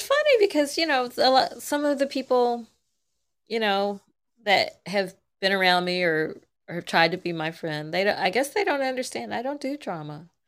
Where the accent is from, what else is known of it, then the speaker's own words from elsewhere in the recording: Kentucky, United States; now in Georgia, United States; I grew up in a, a national park